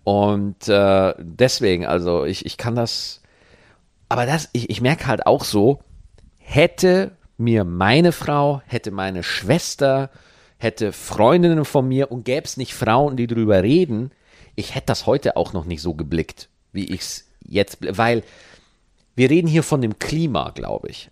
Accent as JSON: {"language": "German", "region": "Bavaria", "country": "Germany", "moved": "yes", "said": "Ich komme in Bayern aus Meniberg"}